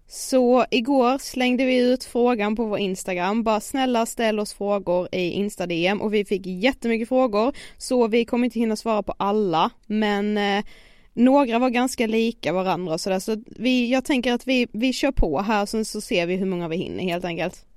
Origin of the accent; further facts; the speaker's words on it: Karlshamn, Blekinge, Sweden; moved away as an adult; now in Stockholm, Sweden; varit hemma i Karlshamn nu i så här två veckor